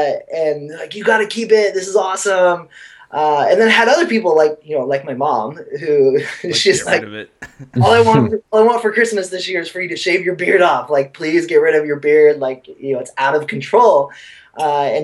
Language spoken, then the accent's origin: English; Oakville, Washington, United States; now in New York City, United States; I grew up in a really, really small town called Oakville. It's about halfway between Seattle and Portland